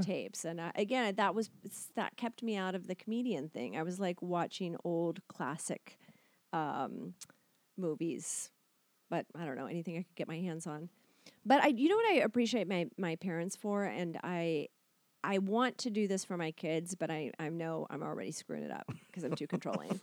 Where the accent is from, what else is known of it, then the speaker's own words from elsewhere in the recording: Kentucky, United States; moved away as an adult; also born or lived in Chicago, Illinois; I'm from Kentucky